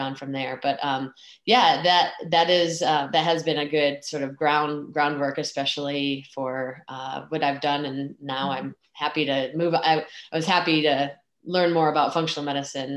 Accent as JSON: {"language": "English", "region": "Michigan", "country": "United States", "tie": "born or raised there", "said": "I grew up in Michigan"}